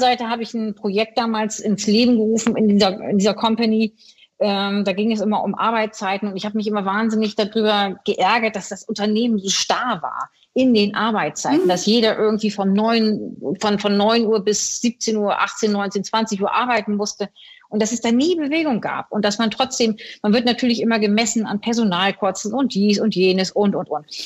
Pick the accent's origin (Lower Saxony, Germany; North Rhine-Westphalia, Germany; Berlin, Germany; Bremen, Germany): Bremen, Germany; ich bin ja in Bremen geboren